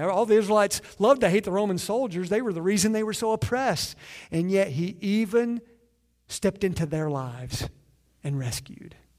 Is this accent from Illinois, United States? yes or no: no; Southeastern Kentucky, United States; I'm from Southeastern Kentucky